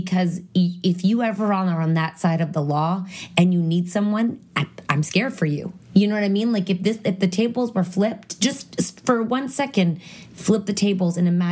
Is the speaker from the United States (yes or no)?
no; Canada